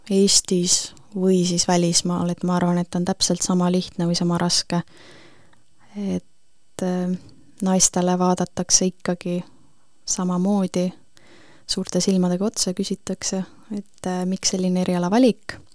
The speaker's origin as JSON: {"language": "Estonian", "town": "Põltsamaa", "region": "Jõgeva County", "country": "Estonia", "said": "tihti tulin tagasi Põltsamaale. ma arvan, et Põltsamaa jääb meie südamesse, kes iganes me kõik siit"}